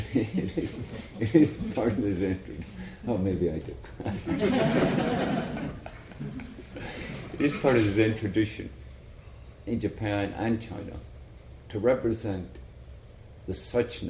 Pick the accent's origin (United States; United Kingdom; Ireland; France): Ireland; I'm from Ireland